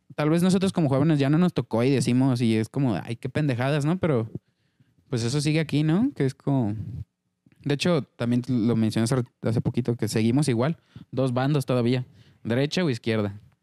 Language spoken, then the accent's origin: Spanish; Mexico; cómo somos como mexicanos